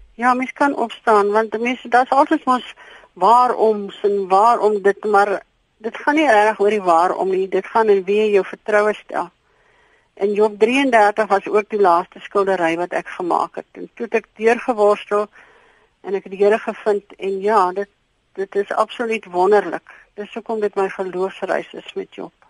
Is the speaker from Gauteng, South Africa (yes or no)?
yes; Krugersdorp, Gauteng, South Africa; now in Philippolis, South Africa; Ek kom oorspronklik van Kreeusdorp, Johannesburg se wêreld af. En ons het hiernatoe getrek